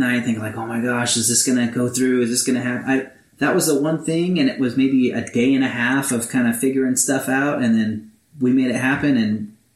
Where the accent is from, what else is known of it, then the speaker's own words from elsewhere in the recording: Alaska, United States; moved away as an adult; also born or lived in Azusa, California; now in Escondido, United States; I am from Alaska